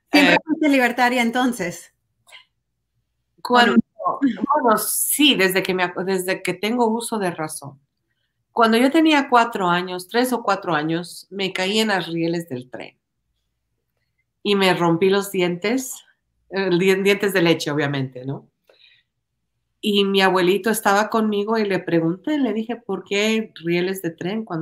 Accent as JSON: {"language": "Spanish", "country": "Ecuador", "tie": "born or raised there", "moved": "as an adult", "said": "Yo nací en Ecuador, yo me crié en Ecuador, yo fui a la escuela, al colegio en Ecuador. Yo vine acá cuando tenía 19 años?"}